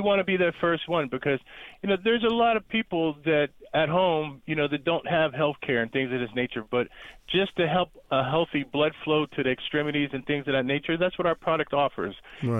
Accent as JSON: {"language": "English", "town": "Erie", "region": "Pennsylvania", "country": "United States", "moved": "yes", "lives_now": "Dallas, Georgia, United States", "said": "I'm from Erie, Pennsylvania, and we moved right outside Atlanta, Georgia, called Dallas, Georgia"}